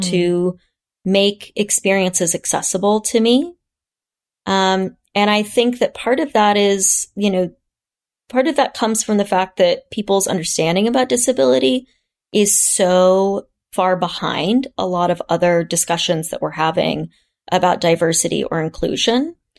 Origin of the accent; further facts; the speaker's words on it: Kansas, United States; my hometown of Kansas